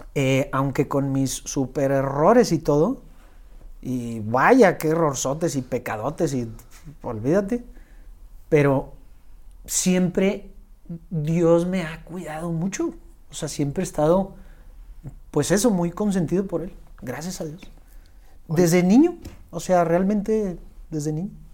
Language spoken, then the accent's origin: Spanish; Monterrey, Nuevo León, Mexico; also born or lived in Los Angeles; soy aquí regio, tengo 36 años y soy músico